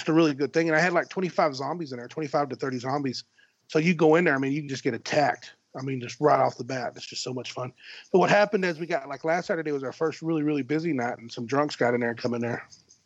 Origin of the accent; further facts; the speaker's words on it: West Texas, United States; I'm from West Texas